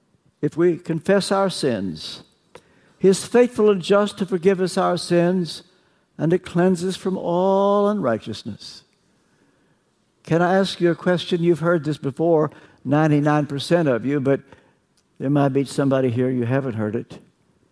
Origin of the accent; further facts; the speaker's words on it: Kentucky, United States; I'm from Kentucky